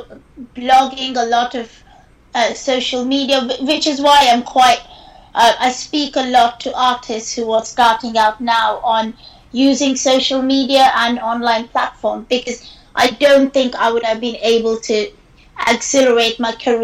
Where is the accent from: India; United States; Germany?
India; moved away as an adult; now in United Kingdom; growing up in India